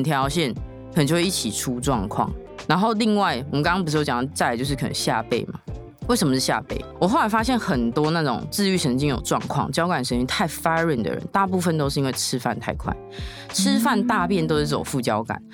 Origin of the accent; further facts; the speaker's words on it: Tainan, Taiwan; 我不是住台北，然后我又是台南人